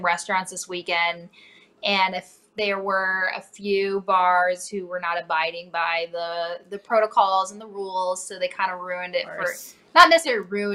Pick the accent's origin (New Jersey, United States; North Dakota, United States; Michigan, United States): North Dakota, United States; now in Cincinnati, United States; I grew up in North Dakota originally, a small town an hour north of Fargo